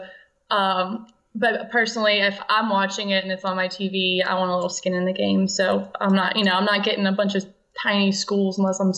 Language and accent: English; Louisiana, United States; Well, I'm from Louisiana.